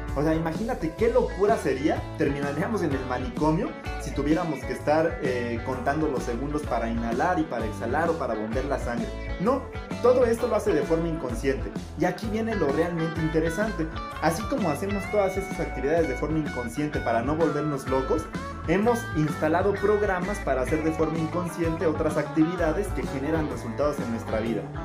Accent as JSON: {"language": "Spanish", "country": "Mexico", "said": "soy mexicano, soy latino"}